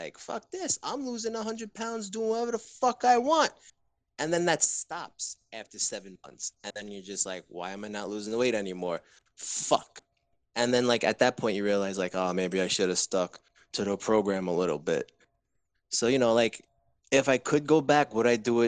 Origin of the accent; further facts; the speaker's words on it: New York, United States; also born or lived in Orlando, Florida; I'm from New York